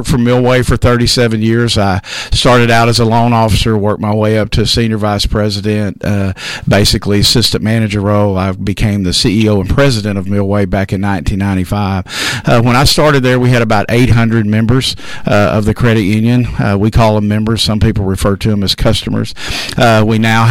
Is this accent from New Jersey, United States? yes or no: no; Hope, Arkansas, United States; moved away as an adult; now in Texarkana, United States; I was born and raised in Hope, Arkansas, kind of close.